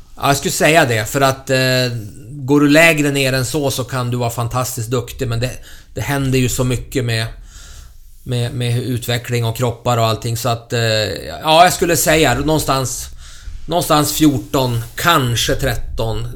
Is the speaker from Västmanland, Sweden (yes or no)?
yes; Köping, Västmanland, Sweden; i Köping F F i min hemstad